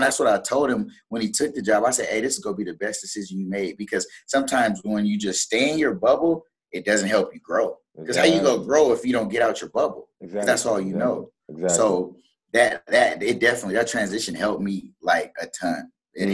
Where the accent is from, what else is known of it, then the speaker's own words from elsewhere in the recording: San Diego, California, United States; My first offer was actually San Diego State, you know, my hometown team.